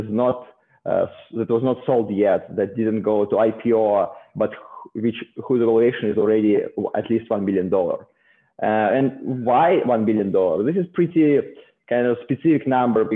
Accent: Saint Petersburg, Russia; moved away as an adult; also born or lived in South Korea; now in Silicon Valley, United States; originally I'm from Russia, from St. Petersburg

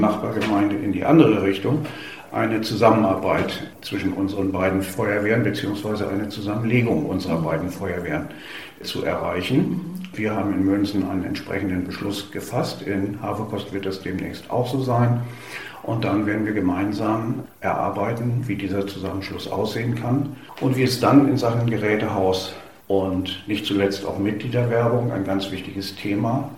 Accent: Lower Saxony, Germany; moved away as an adult; now in Schleswig-Holstein, Germany; ich komme, wie gesagt, aus Niedersachsen.

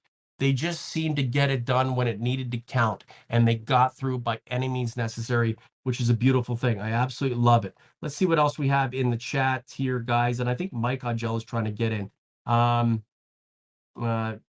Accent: Toronto, Ontario, Canada; I grew up in, like, Cabbage Town, Regent Park, Toronto

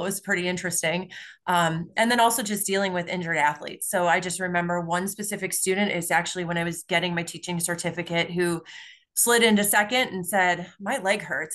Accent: Palos Hills, Illinois, United States; I grew up in a south side suburb of Chicago. So I grew up in Palos Hills

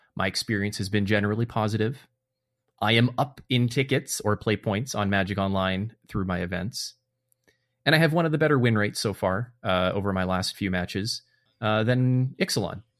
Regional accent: Canada; in my nature here as a Canadian

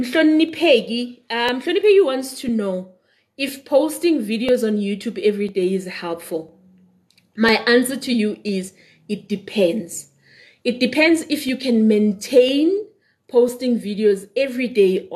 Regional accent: Benoni, Gauteng, South Africa; moved away; also born or lived in Daveyton; I grew up in Whiteville. I'm in Whiteville. I went to school in Davyton, so I am so East Rand. But I don't live in East Rand now.

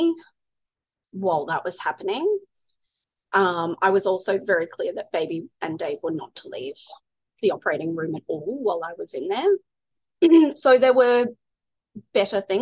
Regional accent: Ballarat, Victoria, Australia; now in Brisbane, Australia; I'm from Ballarat in Victoria.

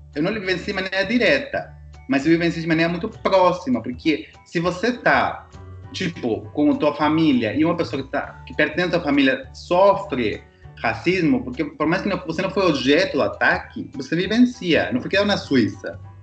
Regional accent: Peru; moved away; sou peruano

